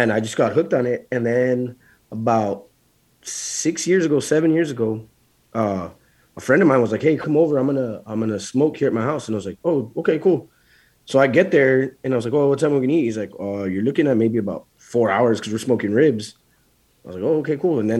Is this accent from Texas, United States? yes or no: yes; Laredo, Texas, United States; I'm from Laredo, so I'm about an hour and a half, 2.5 hours from San Antonio